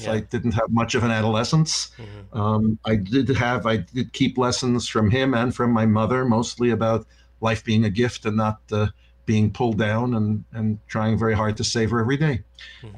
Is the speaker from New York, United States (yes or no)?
yes; Yonkers, New York, United States; I was born in New York and I was raised in Yonkers, New York